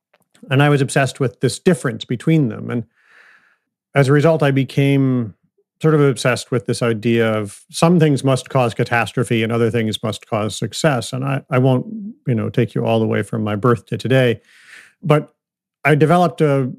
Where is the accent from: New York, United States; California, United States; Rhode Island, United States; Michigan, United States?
Michigan, United States; Ann Arbor; So I grew up I was born in 1969 outside of Detroit, Michigan.